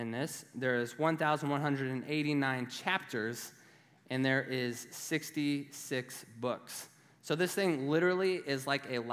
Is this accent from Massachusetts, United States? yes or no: no; Nebraska, United States; I'm from Nebraska. I was raised on a farm